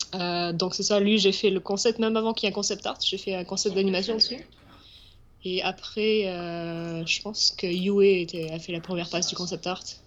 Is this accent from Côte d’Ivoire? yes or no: no; southwest France, France; moved away as an adult; also born or lived in Paris, France; now in Montreal, Canada